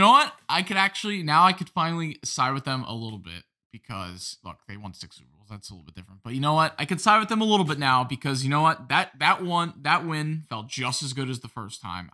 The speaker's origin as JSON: {"language": "English", "region": "New Jersey", "country": "United States", "also_born_or_lived": "Las Vegas, Nevada", "said": "I'm here from New Jersey"}